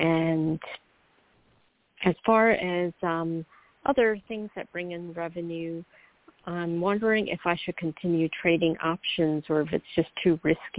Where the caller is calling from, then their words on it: New York, United States; calling from New York.